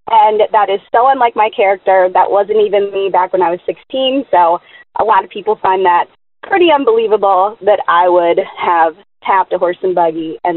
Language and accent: English; Lancaster, Pennsylvania, United States; I'm calling with an unbelievable story. So I grew up in Lancaster, Pennsylvania, which a lot of people call Amish country.